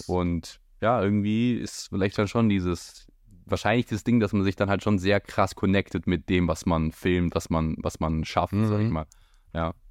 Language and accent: German; Hechingen, Baden-Württemberg, Germany; moved away as an adult; now in Berlin, Germany; ich komme ursprünglich ähm, auch aus Heching, also bei Heching und wohne jetzt seit eineinhalb Jahren in Berlin